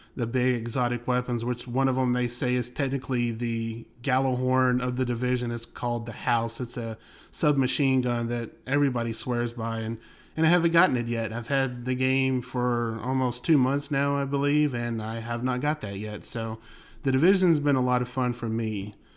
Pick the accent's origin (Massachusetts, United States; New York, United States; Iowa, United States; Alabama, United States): Alabama, United States; also born or lived in Cleveland area, Ohio; now in Cleveland, United States; I grew up in the South. I grew up in Alabama.